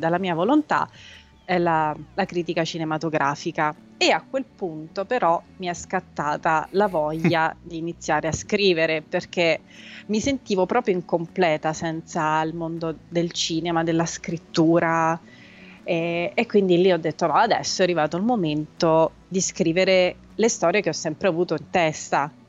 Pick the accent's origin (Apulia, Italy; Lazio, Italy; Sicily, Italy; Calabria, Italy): Lazio, Italy; Rome; also born or lived in Pitigliano, Tuscany; io sono nata a Roma, cresciuta per metà a Roma e per metà in Toscana